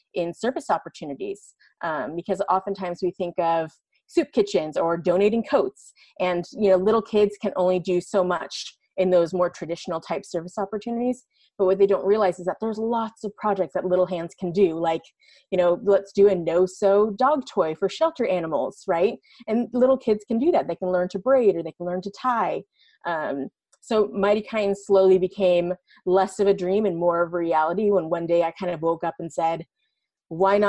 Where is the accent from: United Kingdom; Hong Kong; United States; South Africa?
United States; San Francisco Bay Area, California; moved away as an adult; I was born and raised in the San Francisco Bay Area, and so I saw, you know, firsthand for 20 years that I lived there